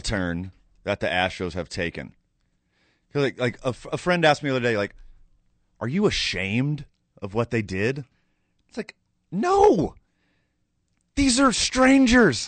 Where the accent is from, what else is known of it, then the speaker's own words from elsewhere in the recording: Houston, Texas, United States; now in Albuquerque, United States; I'm from Houston